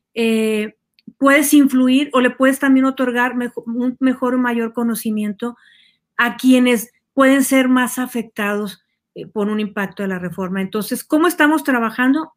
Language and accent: Spanish; Mexico; generamos ingresos en nuestro país